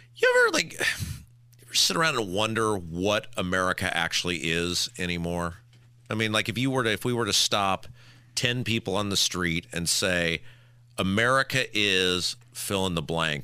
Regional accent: Midwest, United States; I'm from the Midwest

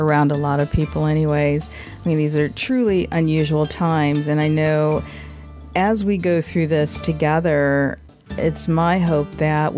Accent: Lansing, Michigan, United States; a little zoo I grew up around in my hometown of Lansing, Potter Park Zoo

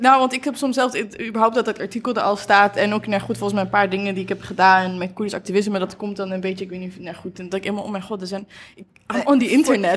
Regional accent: Achterhoek, Gelderland, Netherlands; moved away; ik kom uit Achterhoek

